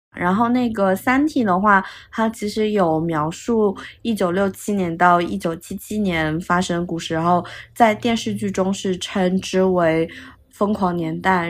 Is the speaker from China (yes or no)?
yes; China; now in Milan, Italy; 我们作为中国人